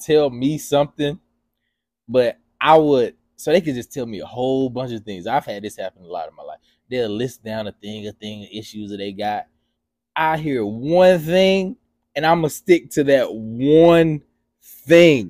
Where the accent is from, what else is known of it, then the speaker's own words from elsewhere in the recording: Atlanta, Georgia, United States; my family, they always called me white boy because I didn't act like I was from Atlanta.